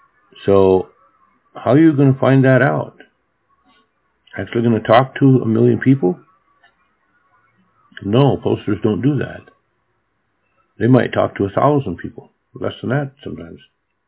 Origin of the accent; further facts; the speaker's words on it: Japan; English is a second language; also born or lived in Williston, United States; When I was a kid, I grew up in Japan, but I lived for 4 years of my childhood in North Dakota, a small town in North Dakota.